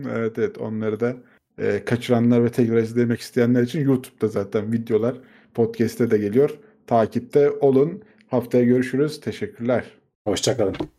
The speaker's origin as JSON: {"language": "Turkish", "country": "Turkey", "said": "Biz Türkler olarak"}